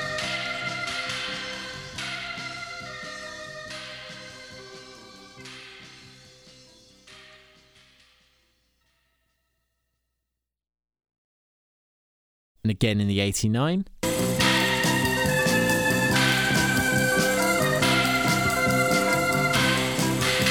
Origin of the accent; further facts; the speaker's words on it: United Kingdom; I'm a Brit